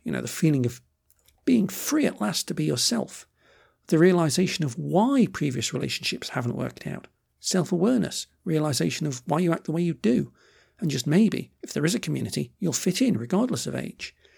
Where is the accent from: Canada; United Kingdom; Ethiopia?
United Kingdom; I'm British